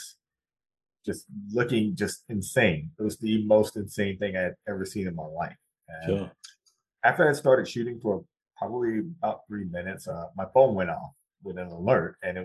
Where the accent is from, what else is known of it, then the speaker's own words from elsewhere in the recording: South Carolina, United States; I grew up in South Carolina.